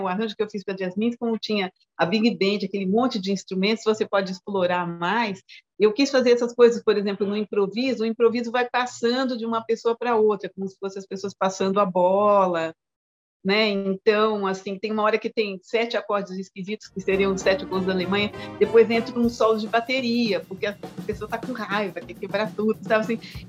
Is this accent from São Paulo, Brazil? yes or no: yes; São Paulo, Brazil; also born or lived in Juiz de Fora, Minas Gerais; eu nasci em Juiz de Fora, Minas Gerais, vim para São Paulo com três anos